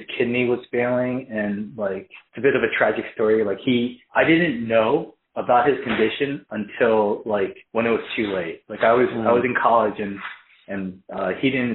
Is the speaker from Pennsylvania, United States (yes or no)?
yes; Philadelphia, Pennsylvania, United States; also born or lived in Cheltenham, Pennsylvania; I am born and raised in Philly. I grew up in Northeast Philadelphia